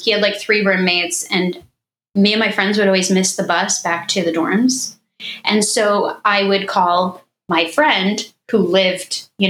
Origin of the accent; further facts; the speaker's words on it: Illinois, United States; moved away as an adult; also born or lived in Pennsylvania; I grew up in Illinois.